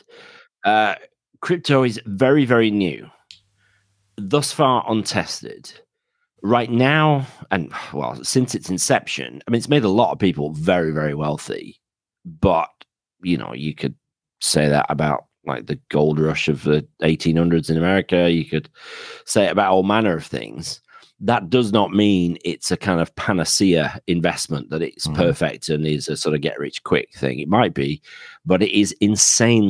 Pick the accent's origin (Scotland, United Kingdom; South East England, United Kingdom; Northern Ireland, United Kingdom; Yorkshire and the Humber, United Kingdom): Yorkshire and the Humber, United Kingdom; now in Penzance, United Kingdom; my accent is from somewhere north of that. So I'm a Yorkshireman originally, but married a Cornish girl, so that's why I ended up down in Penzance.